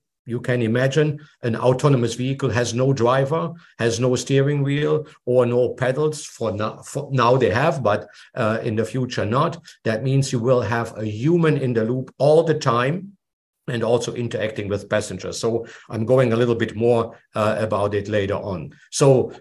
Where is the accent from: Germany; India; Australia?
Germany; moved away as an adult; now in Boca Raton, United States; I'm originally from Germany, but I'm also a US citizen.